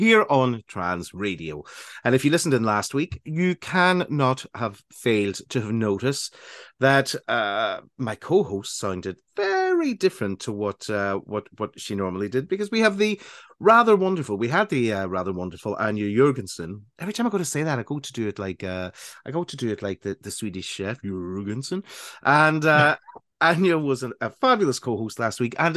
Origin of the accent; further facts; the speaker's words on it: Northern Ireland, United Kingdom; accent: Northern Ireland; listen to how loud my Northern Ireland accent got, how broad it got